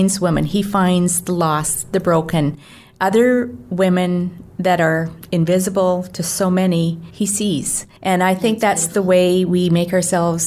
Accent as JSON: {"language": "English", "region": "Alberta", "country": "Canada", "moved": "yes", "lives_now": "Ontario, Canada", "said": "I can't say as an Alberta girl that Ontario is at all like home. It's not. I still feel like home is there."}